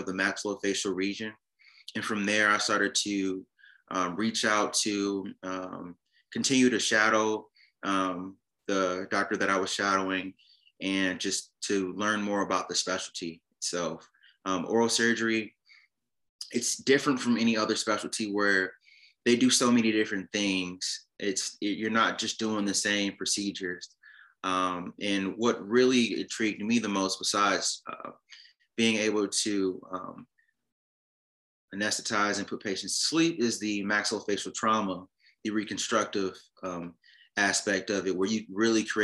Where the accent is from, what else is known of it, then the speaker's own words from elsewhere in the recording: Chicago, Illinois, United States; moved away as an adult; now in Nashville, United States; I am from Chicago, Illinois